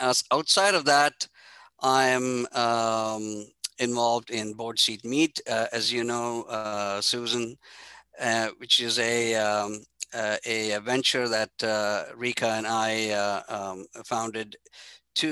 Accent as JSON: {"language": "English", "country": "India", "tie": "born or raised there", "said": "I grew up in India with a very humble family"}